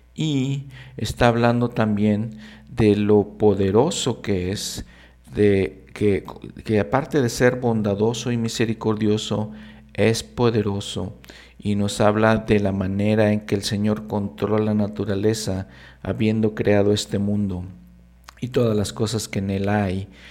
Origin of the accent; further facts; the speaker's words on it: Mexico; como latinoamericano, como mexicano